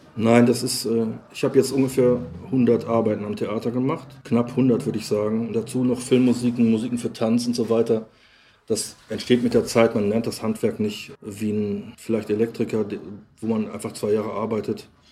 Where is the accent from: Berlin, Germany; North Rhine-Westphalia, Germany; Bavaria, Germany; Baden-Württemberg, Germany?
North Rhine-Westphalia, Germany; Lippstadt; moved away; also born or lived in Cologne; nun ist ja Lippstadt, Nolens-Wohlens mein Geburtsort und der Ort, in dem ich aufgewachsen bin